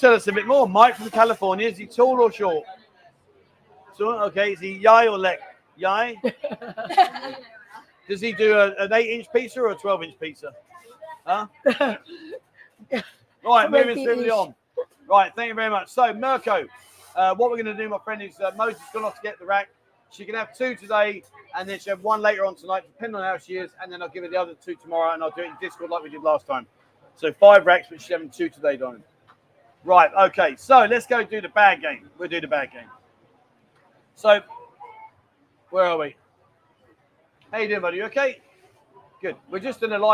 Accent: London, United Kingdom; accent: Londoner, not Cockney; now in Pattaya, Thailand; I'm not Cockney, mate. I'm a Londoner

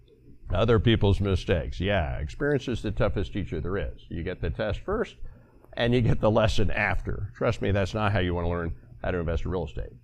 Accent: Texas, United States; I am a Texan

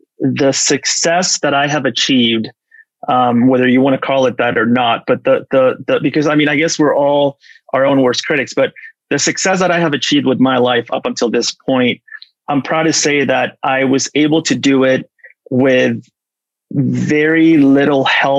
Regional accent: Los Angeles, California, United States; we grew up together in Los yes. Angeles.

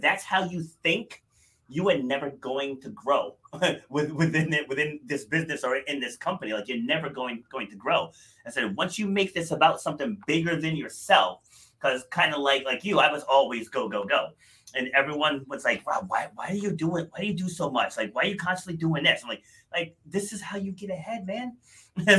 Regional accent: Rhode Island, United States; also born or lived in New York City; I was born in New York City, but I spent the boat, I think we moved to Rhode Island when I was 2.5, I want to say. So I'm definitely from Rhode Island

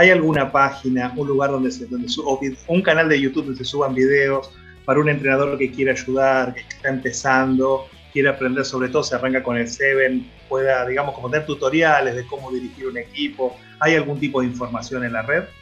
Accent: Argentina; como argentino, te lo digo, orgulloso de todo lo que hicieron los muchachos

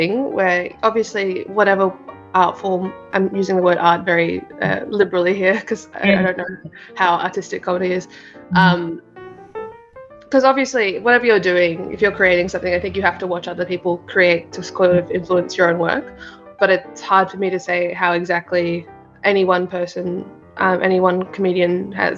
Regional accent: Parramatta, New South Wales, Australia; also born or lived in India; I grew up in Parramatta for the most of my life. My parents moved here when I was four

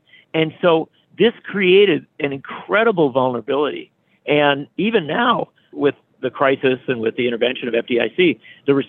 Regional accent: Union Grove, Wisconsin, United States; I grew up in Union Grove, Wisconsin, a small town. I still live in Wisconsin.

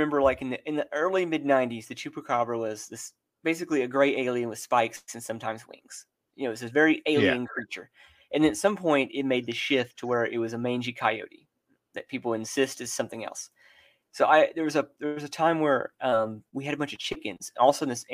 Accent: Texas, United States; Texas. I grew up about an hour and a half north of Dallas

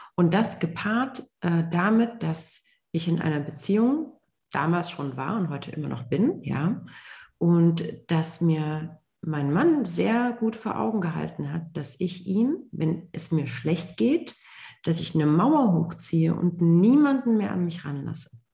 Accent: Germany; ich ähm, gebürtige Deutsche bin, allerdings Wurzeln in Marokko und Tunesien habe

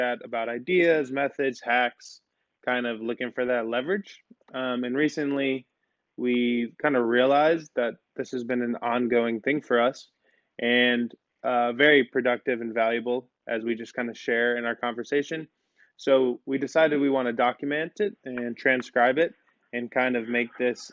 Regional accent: Chicago, Illinois, United States; moved away as an adult; also born or lived in Santa Barbara; I grew up in Chicago

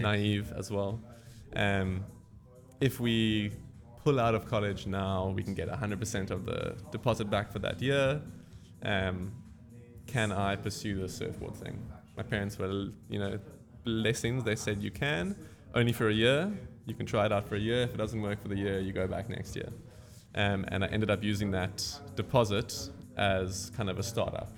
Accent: Cape Town, Western Cape, South Africa; I was born and bred in Cape Town. I lived in the city bowl my entire life

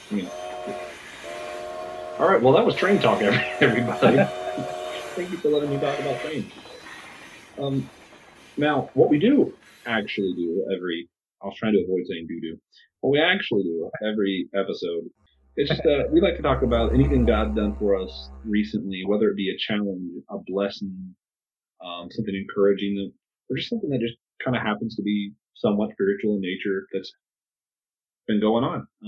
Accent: United States; as an American

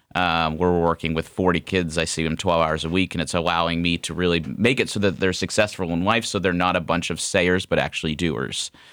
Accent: Ohio, United States; also born or lived in Scottsdale, Arizona; we moved home back to Ohio

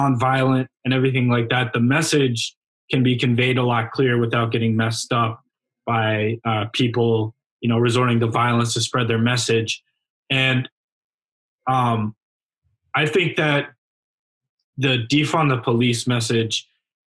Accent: Arlington, United States; my hometown, Arlington

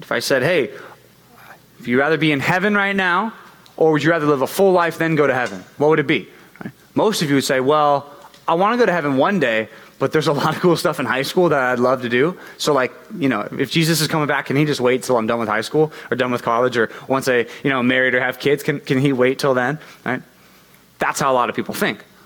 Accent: United States; Always been in America. I'd never gone out of the country.

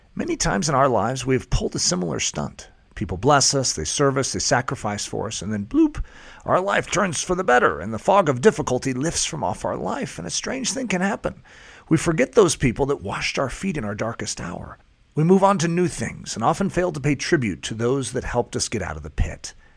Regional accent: United States; I'm an American

